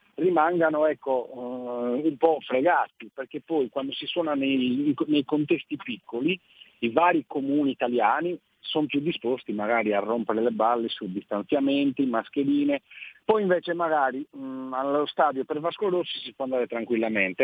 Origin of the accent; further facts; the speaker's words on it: Nuoro area, Sardinia, Italy; moved away as an adult; now in Alghero, Italy; Io in realtà sono del Nuorese